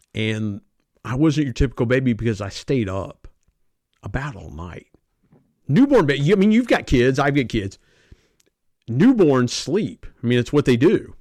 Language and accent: English; South Point, Ohio, United States; moved away as an adult; also born or lived in Belpre, Ohio; now in Barboursville, United States; I grew up in a little town called South Point, Ohio